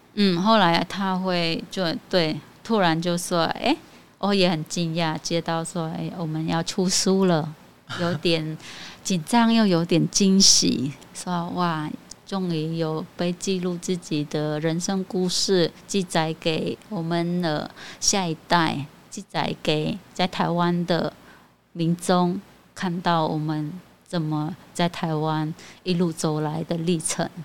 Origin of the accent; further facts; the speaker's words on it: Cambodia; first language Khmer; Chinese is a second language; moved away as an adult; now in Taiwan; 我们柬埔寨在台湾算是稀少的